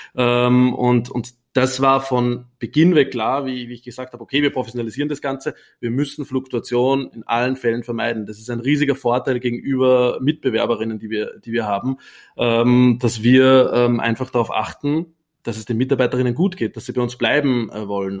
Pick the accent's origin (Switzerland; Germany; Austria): Austria; Upper Austria; accent: Austrian dialect; now in Vienna, Austria; ich bin ursprünglich nicht aus Wien, sondern aus Oberösterreich